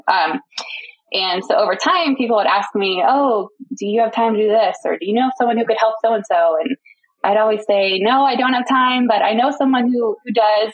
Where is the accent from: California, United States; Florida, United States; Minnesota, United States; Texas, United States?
Texas, United States; Houston; I grew up in the Houston, Texas area, um, lived there most of my life into high school